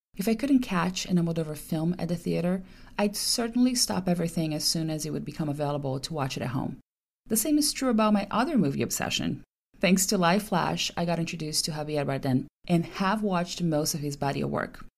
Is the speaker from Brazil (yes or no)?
yes; Brazil; English is a second language; when the time came for us young Brazilians to find a good job